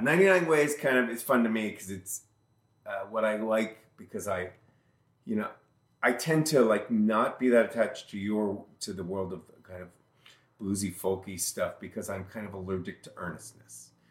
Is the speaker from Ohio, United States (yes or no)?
no; Albany, New York, United States; I'm from Albany